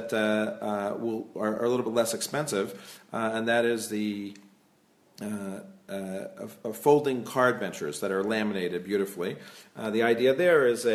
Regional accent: Silver Spring, Maryland, United States; moved away as an adult; also born or lived in Brookline, Massachusetts; now in Israel; I'm originally from Silver Spring, Maryland, and I actually made Aliyah from the Boston area. I lived in Brookline for a while

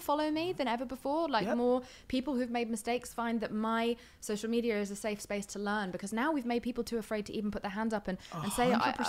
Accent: England, United Kingdom; I'm English though, we are assholes.

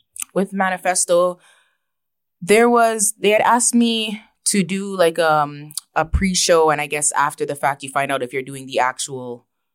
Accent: Toronto, Ontario, Canada; I was born and raised my childhood in Toronto, and I moved to Brampton. I started grade 8 in Brampton.

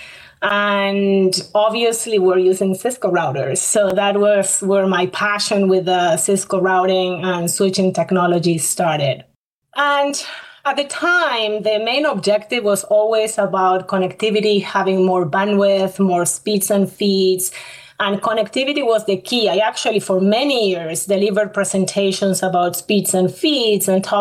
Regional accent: Argentina; moved away as an adult; now in Canada; I'm not from Canada, although I live in Canada. I am from Argentina. I studied at the University of Buenos Aires

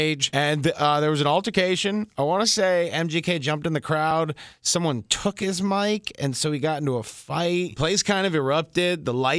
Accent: Detroit, Michigan, United States; I'm from Detroit

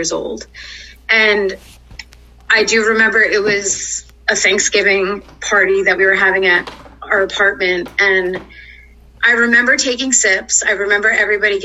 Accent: New York City, New York, United States; moved away as an adult; now in Texas, United States; I'm originally from Queens, New York. I moved to Texas about 10 years ago. Growing up in New York

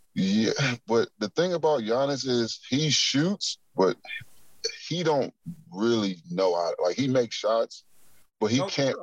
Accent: Akron, Ohio, United States; I'm from Akron

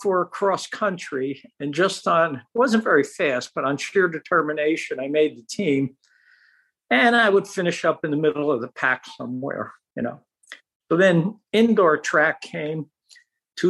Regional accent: Newark, New Jersey, United States; I grew up in Center City, Newark, a little towards the north

